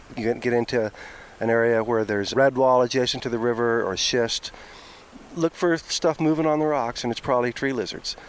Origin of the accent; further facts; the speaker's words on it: Norman, Oklahoma, United States; I grew up in Oklahoma. I split time between Norman, Oklahoma, where the University of Oklahoma is, and the University of Oklahoma Biological Station on Lake Texoma